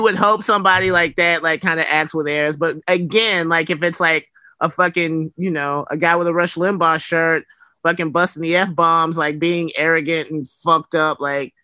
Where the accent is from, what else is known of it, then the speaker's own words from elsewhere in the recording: Alabama, United States; moved away; also born or lived in West Coast; growing up in Alabama